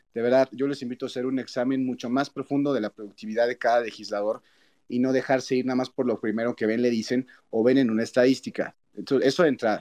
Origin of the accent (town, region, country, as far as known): Mexico